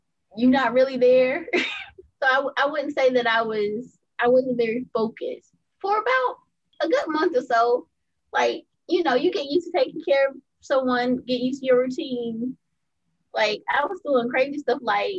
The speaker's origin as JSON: {"language": "English", "town": "Greenville", "region": "South Carolina", "country": "United States", "tie": "born or raised there", "also_born_or_lived": "Melbourne, Florida / California", "said": "I've been in Greenville, South Carolina most of my life. That's where my mom's from, where her family's from. So I grew up being raised"}